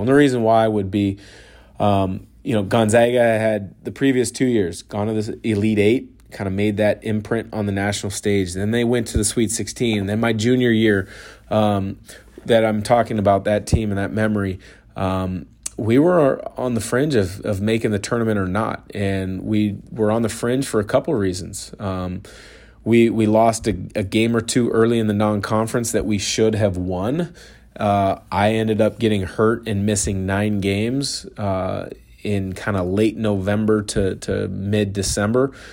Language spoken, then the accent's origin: English; Portland, Oregon, United States; now in eastern Washington, United States; growing up in the Portland area